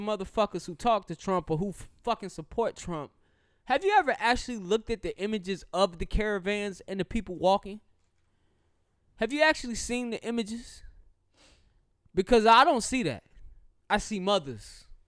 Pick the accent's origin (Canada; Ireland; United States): United States; the South; I'm a Southerner